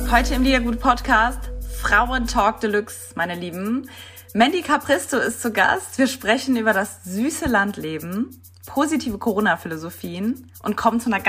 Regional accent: Saarland, Germany; ich komme ja aus dem Saarland und ich habe äh, in Rheinland-Pfalz bin ich halt oft und auch auf dem Land

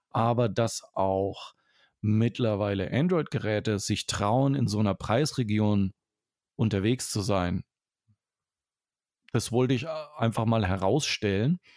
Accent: Franconia, Bavaria, Germany; accent: Franconian; ich bin Franke. Ich bin ja kein Bayer.

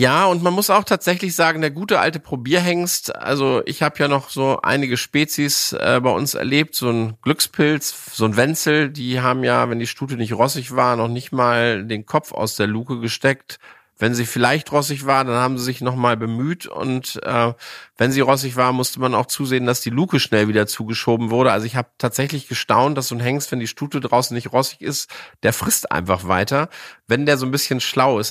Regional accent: Hänigsen, Lower Saxony, Germany; Ich bin ja noch in Zeiten groß geworden, wo es die Deckstelle bei uns vor der Haustür Henigsen gab

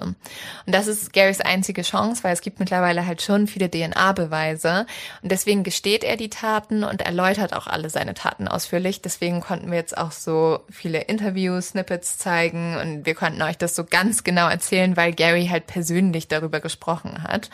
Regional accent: Northern Germany, Germany; ich komme ja aus dem Norden

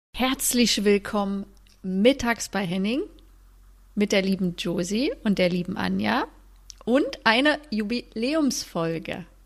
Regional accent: Germany; also born or lived in Sweden; als Deutsche quasi im Ausland zu spielen

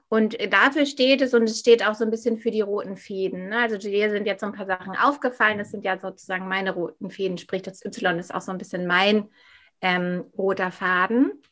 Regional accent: Hamburg, Germany; Genau, ja … ich bin aus Hamburg und ähm, du hast ja schon gesagt, was ich mache.

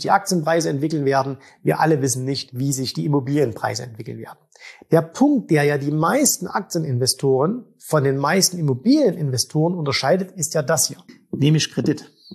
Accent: Zwickau, Saxony, Germany; in meiner Heimatstadt vorhanden sind. In Zwickau

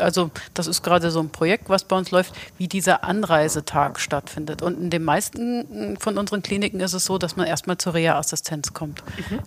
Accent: Hesse, Germany; als Hesse

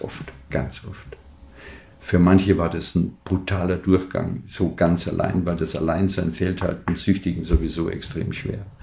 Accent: Munich, Bavaria, Germany; moved away as an adult; also born or lived in Palatinate; ich komme aus München

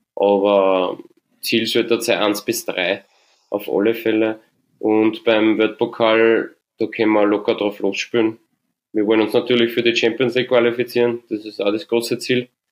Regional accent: St. Pölten, Lower Austria, Austria; born or raised there

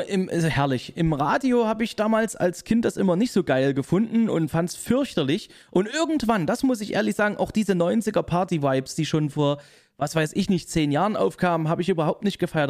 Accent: Leipzig, Saxony, Germany; ich komme aus Leipzig, bin dort geboren, aufgewachsen und immer noch äh, in Wohnhaft dort

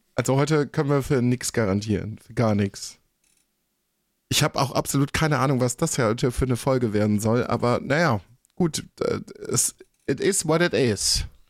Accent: North Rhine-Westphalia, Germany; moved away as an adult; also born or lived in Berlin; Ich bin 30 Jahre in NRW äh, aufgewachsen.

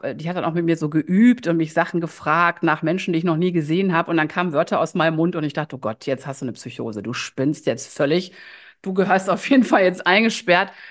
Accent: Düsseldorf, North Rhine-Westphalia, Germany; also born or lived in Ratingen; Ich lebe in Düsseldorf. Ähm, das ist auch meine Heimatstadt, meine Herzstadt. Ich bin zwar in Ratingen geboren, aber vom Herzen immer schon Düsseldorferin.

